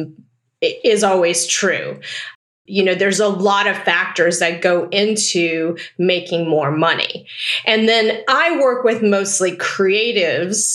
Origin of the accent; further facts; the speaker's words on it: Taipei, Taiwan; now in Pasadena, United States; I was born in Taipei, Taiwan